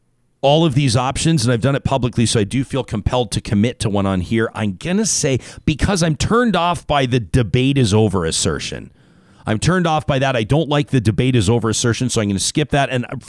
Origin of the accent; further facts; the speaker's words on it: Canada; To have that as a Canadian is pretty special and pretty sweet.